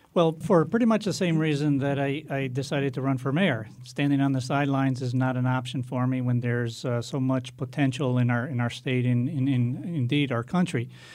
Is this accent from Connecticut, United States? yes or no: yes; Hartford, Connecticut, United States; also born or lived in Portugal / Meriden; I grew up in Hartford, went to all, all the public schools there